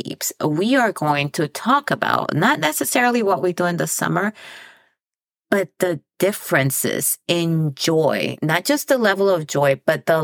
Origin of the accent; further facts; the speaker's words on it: Dominican Republic; also born or lived in El Paso; now in United States; I come from the Dominican Republic. So I was born there and then I immigrated to the United States.